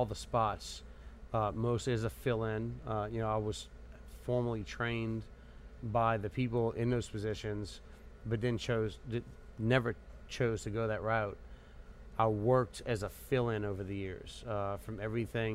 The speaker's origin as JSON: {"language": "English", "town": "Metairie", "region": "Louisiana", "country": "United States", "tie": "born or raised there", "said": "I grew up in Metairie"}